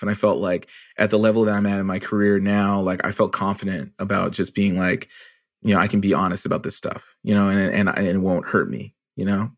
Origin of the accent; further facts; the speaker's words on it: Canada; I'm also a Canadian